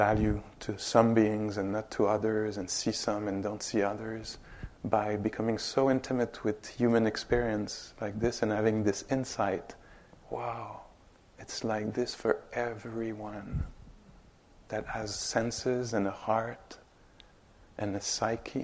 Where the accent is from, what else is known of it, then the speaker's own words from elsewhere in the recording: Montreal, Quebec, Canada; English is a second language; I'm from Montreal, straight up. 5-6 hours up north. So I'm Quebecois, Canadian